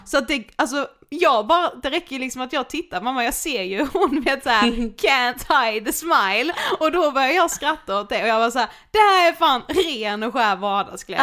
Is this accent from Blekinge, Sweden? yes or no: yes; Karlshamn, Blekinge, Sweden; moved away; jag bor ju hemma hos min mamma nu när vi är hemma i Karlshamn